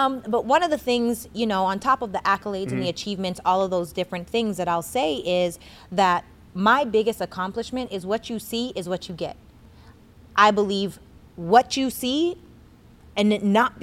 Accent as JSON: {"language": "English", "town": "Regina", "region": "Saskatchewan", "country": "Canada", "said": "I'm from Regina, Saskatchewan, Canada."}